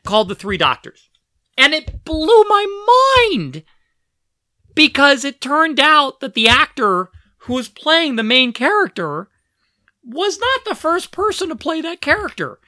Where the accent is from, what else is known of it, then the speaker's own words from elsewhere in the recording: Philadelphia, Pennsylvania, United States; I grew up in Philadelphia, and we had a U H F channel